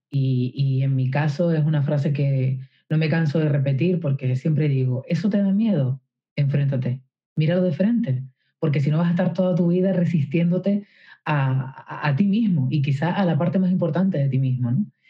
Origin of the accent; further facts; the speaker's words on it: Canary Islands, Spain; yo soy de Canarias, de unas islas